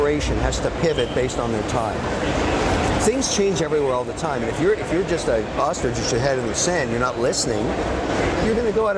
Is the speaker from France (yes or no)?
no; Montreal, Quebec, Canada; I was born in Montreal, Canada.